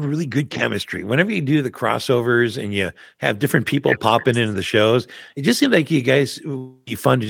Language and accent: English; Fargo, North Dakota, United States; moved away; I grew up in Fargo, North Dakota.